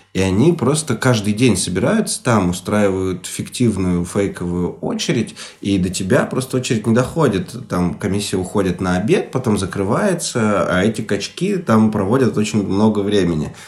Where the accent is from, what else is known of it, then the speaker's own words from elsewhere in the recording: Chelyabinsk Oblast, Russia; когда я рос в Челябинской области